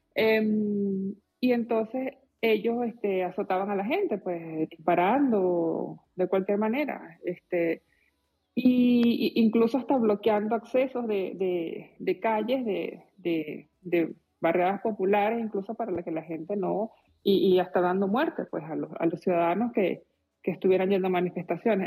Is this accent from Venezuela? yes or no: yes; Venezuela; moved away; como venezolana